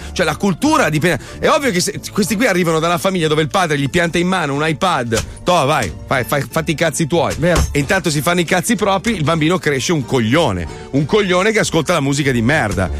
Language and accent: Italian; Milan, Lombardy, Italy; Io parlo male perché sono milanese